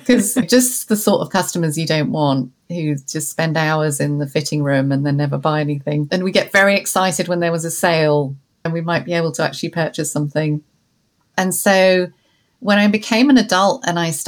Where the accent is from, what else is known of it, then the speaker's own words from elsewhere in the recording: London, United Kingdom; growing up in London